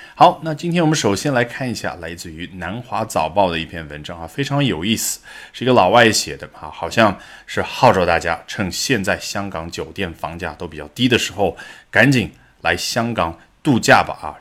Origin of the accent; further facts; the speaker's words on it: China; 我们中文